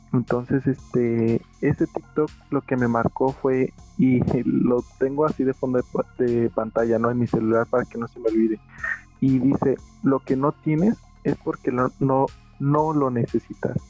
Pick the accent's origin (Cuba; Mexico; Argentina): Mexico; aquí en México es muy común que el mal de ojo